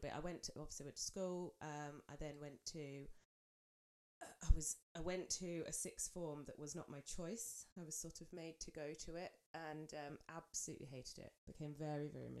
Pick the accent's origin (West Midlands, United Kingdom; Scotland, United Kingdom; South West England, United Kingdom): South West England, United Kingdom; Swindon; also born or lived in Cotswolds; now in Cumbria, United Kingdom; I was born in the Cotswolds, well, Swindon actually, technically not the Cotswolds, but we don't talk about that. I lived in the Cotswolds. And my childhood was okay